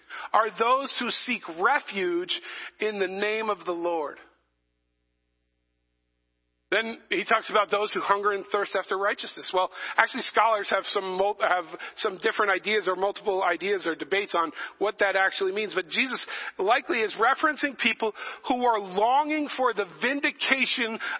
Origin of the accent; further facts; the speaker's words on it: New England, United States; also born or lived in New Jersey; I'm from New England. We're not nice people